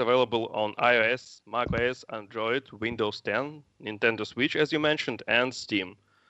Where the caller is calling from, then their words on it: Kyiv, Kyiv City, Ukraine; Actually, I'm calling from Kiev, which is not far away from Minsk.